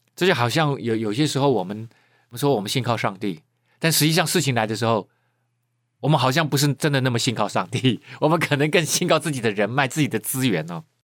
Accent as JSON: {"language": "Chinese", "town": "Keelung", "country": "Taiwan", "tie": "born or raised there", "said": "我是在海边长大的人啊，我是基隆人啊，我很喜欢去海边游泳"}